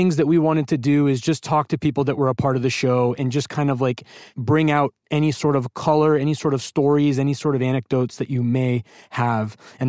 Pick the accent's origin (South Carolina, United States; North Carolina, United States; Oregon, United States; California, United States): California, United States; I'm an Indian lawyer from California